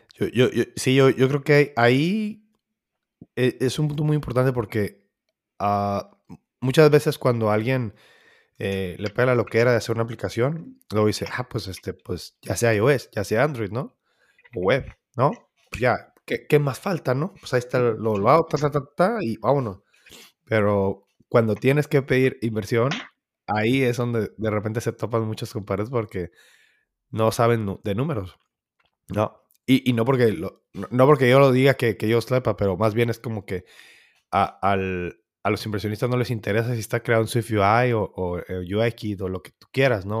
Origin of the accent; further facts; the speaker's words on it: Mexico; nosotros somos mexicanos